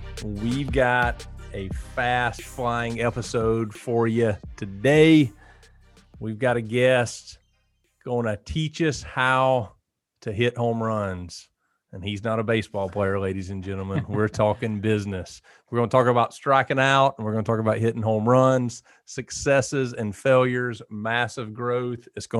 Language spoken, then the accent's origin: English; Georgia, United States; So I grew up in South Georgia, and I don't even think I saw a parking garage selling to college.